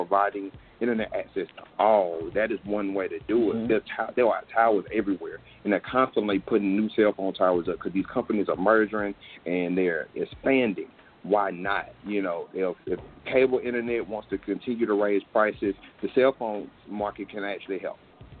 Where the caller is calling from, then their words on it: Mississippi, United States; I'm calling in from Mississippi. As an educator, I teach 6 through 12 now